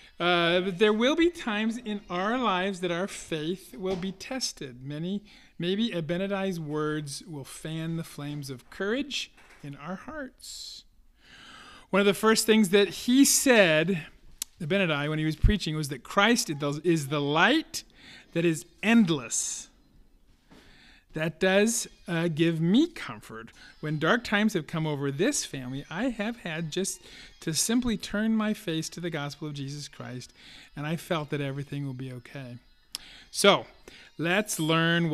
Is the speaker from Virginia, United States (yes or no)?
no; California, United States; moved away; I grew up in California where there's a lot of wildfires